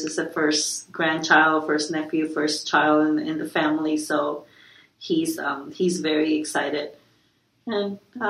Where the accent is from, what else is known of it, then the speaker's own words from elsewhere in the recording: Puerto Rico; now in Florida, United States; me and my family, we come from Puerto Rico, where it's pretty much always 90 degrees